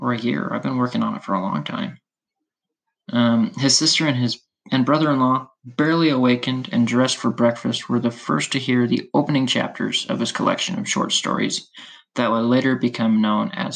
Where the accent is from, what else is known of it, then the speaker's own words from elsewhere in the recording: Utah, United States; I'm from Utah